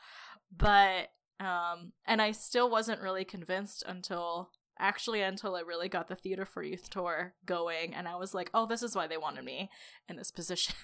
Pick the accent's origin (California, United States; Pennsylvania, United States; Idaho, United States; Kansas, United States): California, United States; Los Angeles; I grew up in the San Fernando Valley